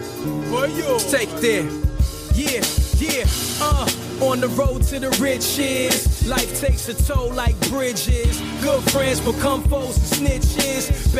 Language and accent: English; East Coast, United States; we're from the East Coast.